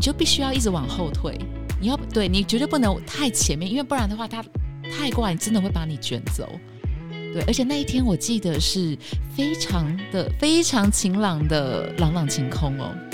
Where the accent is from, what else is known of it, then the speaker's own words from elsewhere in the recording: Taipei, Taiwan; 我在台北长大